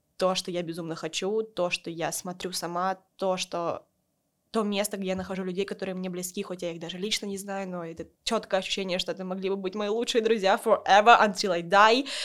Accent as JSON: {"language": "Russian", "town": "Voronezh", "region": "Voronezh Oblast", "country": "Russia", "moved": "yes", "said": "я из Воронежа"}